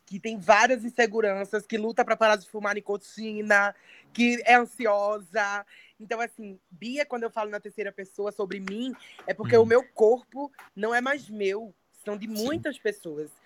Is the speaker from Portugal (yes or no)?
no; Santa Rita, Brazil; eu comecei fazendo teatro, eu tinha sete anos de idade, numa ONG lá em Santa Rita, de onde eu sou